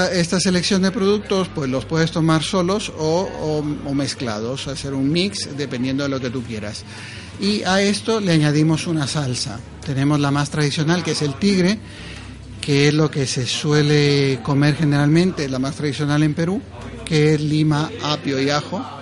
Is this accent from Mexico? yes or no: no; Ecuador; now in Madrid, Spain; Nosotros somos ecuatorianos, pero ya vivimos muchísimo tiempo acá en Madrid.